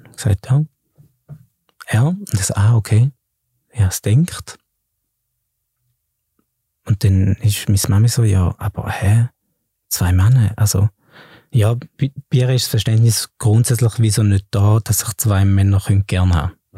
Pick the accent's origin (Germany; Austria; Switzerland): Switzerland; Flawil, St. Gallen; im Kraftort in Flawil, wo ich aufgewachsen bin